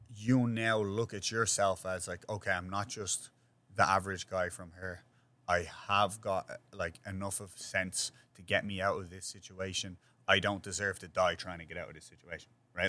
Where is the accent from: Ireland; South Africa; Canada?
Ireland; Dublin, Leinster; now in New York, United States; where I grew up is the same thing, but except we had a much greater extensive community when I grew up in Ireland